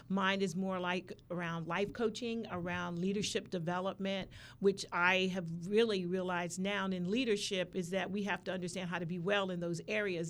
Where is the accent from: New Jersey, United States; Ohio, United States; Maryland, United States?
Maryland, United States; also born or lived in California; now in Norfolk, United States; I was originally from Maryland